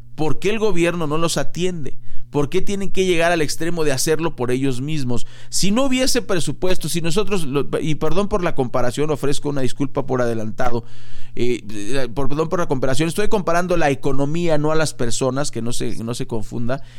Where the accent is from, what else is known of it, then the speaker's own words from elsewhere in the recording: Mexico; nosotros como mexicanos